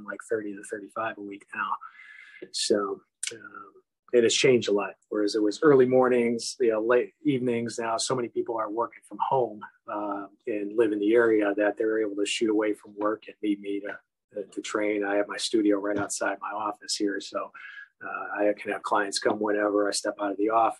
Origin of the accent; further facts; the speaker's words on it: Chicago, Illinois, United States; I'm born and raised in Chicago, been here in the same neighborhood my whole life.